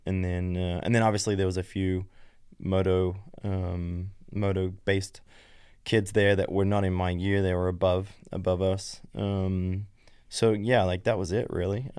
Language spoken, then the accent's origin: English; Australia; moved away as an adult; also born or lived in Belgium; I grew up in West Wazan